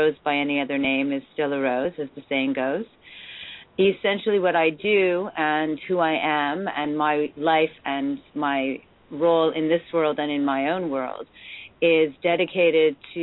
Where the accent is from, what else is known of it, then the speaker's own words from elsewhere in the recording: Montreal, Quebec, Canada; now in Toronto, Canada; I'm an English-speaking Montrealer. I was born into an English family